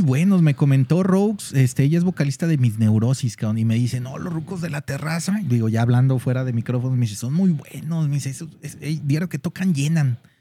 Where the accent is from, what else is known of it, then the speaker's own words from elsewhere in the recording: Guadalajara, Jalisco, Mexico; nosotros como tapatíos